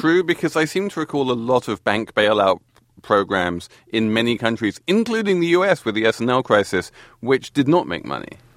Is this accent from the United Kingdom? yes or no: yes; England, United Kingdom; now in United States; as an Englishman in America